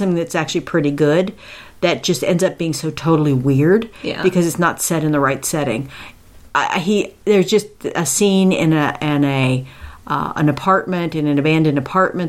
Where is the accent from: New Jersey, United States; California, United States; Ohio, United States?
Ohio, United States; Akron; moved away; My hometown, Akron, Ohio